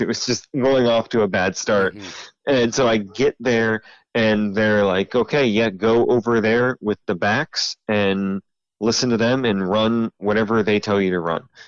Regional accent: Central Ohio, United States; moved away as an adult; now in Lynchburg, United States; I'm originally from Central Ohio. Uh, moved about six years ago to Lynchburg, Virginia

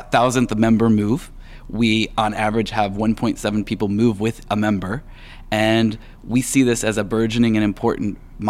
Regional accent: Tulsa, Oklahoma, United States; moved away; also born or lived in Argentina / California; I'm originally from Tulsa.

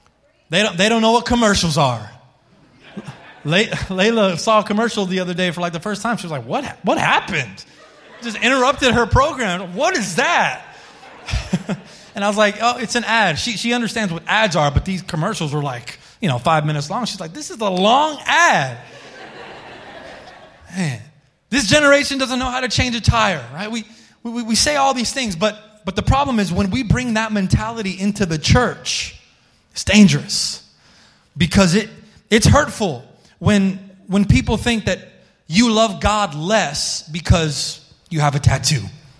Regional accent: Colorado, United States; we came from Colorado and I wasn't listening to any Christian music when I was in Colorado.

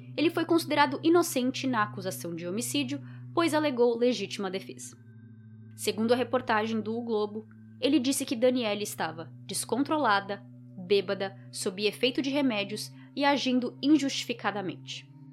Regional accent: Brazil; now in Florida, United States; de onde eu sou

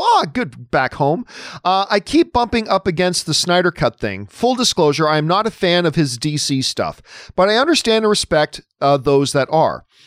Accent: Hamilton, Ontario, Canada; My hometown and the greatest city in the world is Hamilton, Ontario, Canada, the Hammer.

